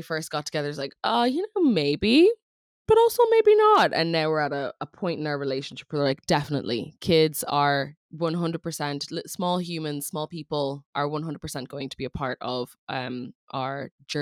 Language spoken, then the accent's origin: English; Ireland; accent: funky accent; I grew up in Ireland and I was homeschooled, so hence the funky accent